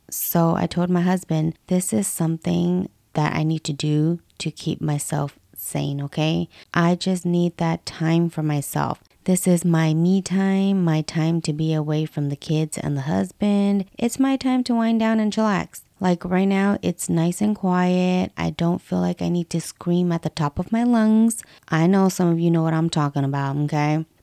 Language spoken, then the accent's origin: English; West Coast, United States; I was born and raised in the West Coast, and I'm still here till this day.